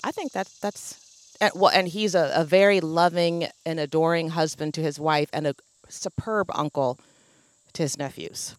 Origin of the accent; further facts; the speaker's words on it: Oregon, United States; growing up in Oregon